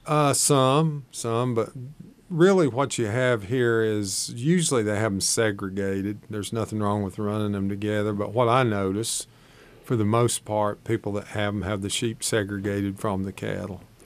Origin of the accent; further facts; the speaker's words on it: Shady Valley, Tennessee, United States; I grew up in Shady Valley, Tennessee, just across the mountain over here in the Tennessee